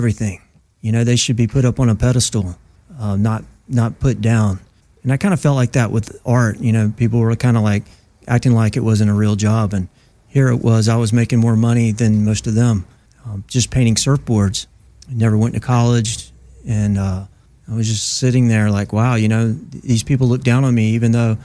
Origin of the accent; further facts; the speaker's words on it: Myrtle Beach, South Carolina, United States; moved away as an adult; also born or lived in Oahu, Hawaii; now in California, United States; I'm originally from Myrtle Beach, South Carolina